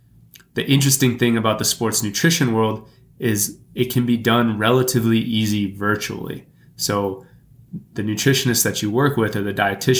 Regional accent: Texas, United States; now in Milwaukee, United States; Growing up in Texas

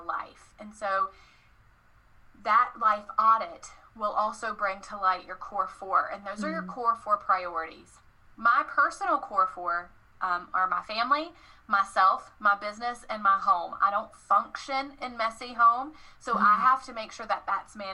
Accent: the South, United States; I'm from the South, y'all

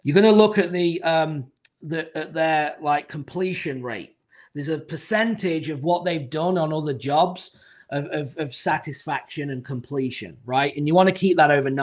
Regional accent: England, United Kingdom; I'm from England, so I speak decent English.

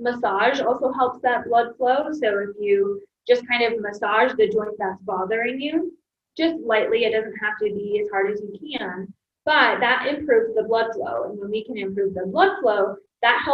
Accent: Michigan, United States; moved away; also born or lived in Ohio; I'm originally from Michigan, yes. So I've been in the Midwest most of my life

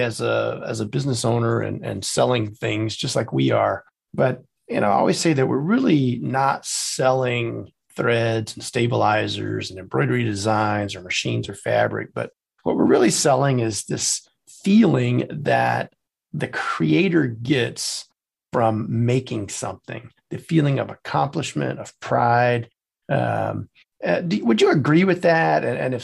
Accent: South Louisiana, United States; now in Atlanta, United States; I am from South Louisiana, but no, we're outside of Atlanta.

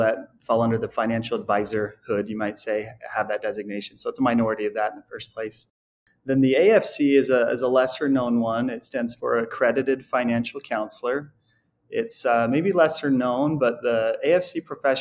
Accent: a suburb outside Salt Lake City, Utah, United States; also born or lived in Logan, Utah; I grew up in a suburb outside the Salt Lake City area here in Utah

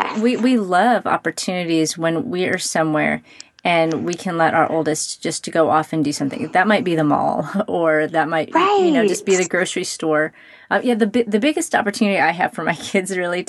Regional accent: Brownsville, Texas, United States; I grew up in Brownsville, Texas, which is, you know, it's a city

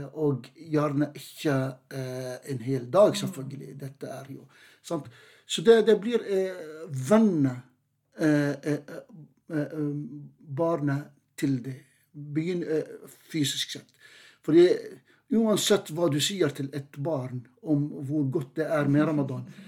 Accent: Jordan; now in Norway; jeg er definitivt den aller første jordaner.

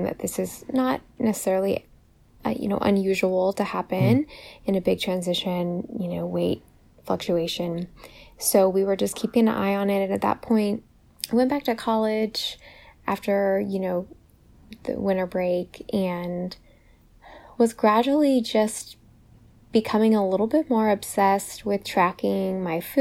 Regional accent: California, United States; moved away as an adult; also born or lived in Virginia; when I got to college, I moved all the way from the West Coast in California all the way to the East Coast to Virginia

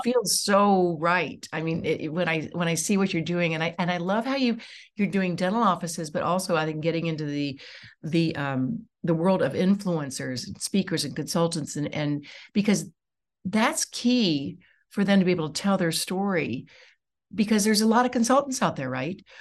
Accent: Dayton, Ohio, United States; I'm from Dayton

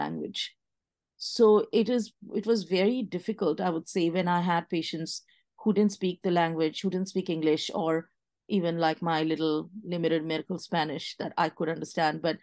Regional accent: India; moved away as an adult; now in Washington, United States; I was from India

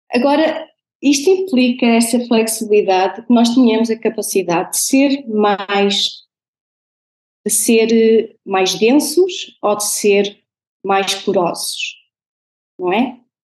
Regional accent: Portugal; born or raised there; moved away as an adult; also born or lived in Venezuela; now in Netherlands

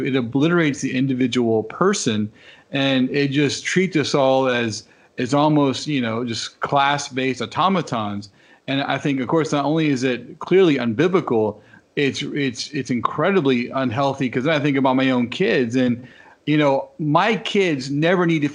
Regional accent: United States; I grew up in America and with white parents

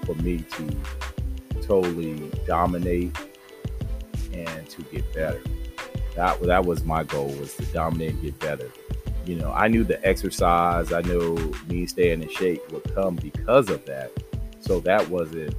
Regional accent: San Diego, California, United States; I grew up in Southeast San Diego

